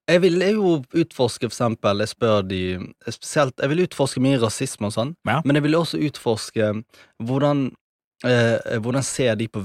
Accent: Norway; jeg har vokst opp sjøl i Norge

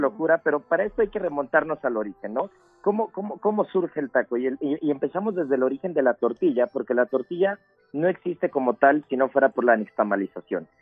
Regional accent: Mexico; como mexicanos

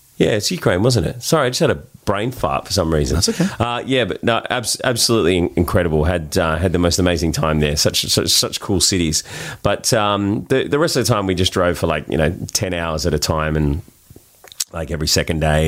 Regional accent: Sydney, New South Wales, Australia; accent: Australian; We're from Bondi.

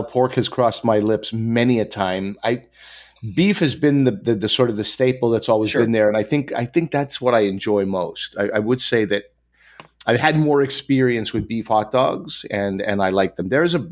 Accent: Quebec, Canada; Growing up in Quebec

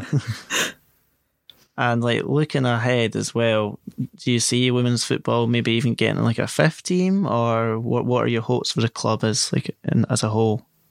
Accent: Scotland, United Kingdom; a Scotsman myself

